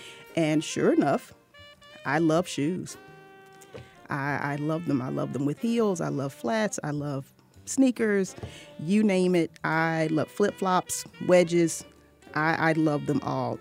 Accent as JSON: {"language": "English", "town": "Norfolk", "region": "Virginia", "country": "United States", "tie": "born or raised there", "said": "my hometown in Norfolk, Virginia"}